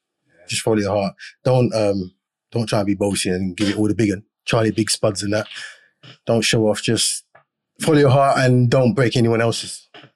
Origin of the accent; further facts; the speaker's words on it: England, United Kingdom; So you're born here, So I'm English and Britain is part of, it's a British empire.